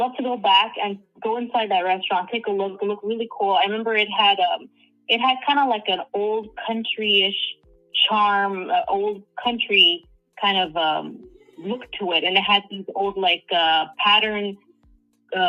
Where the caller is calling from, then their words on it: Southern California, United States; I'm calling from Southern California